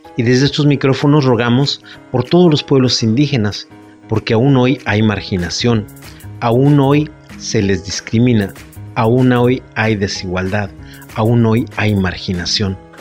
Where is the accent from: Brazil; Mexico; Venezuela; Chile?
Mexico; todos nosotros los que somos mexicanos llevamos sangre indígena en nuestras venas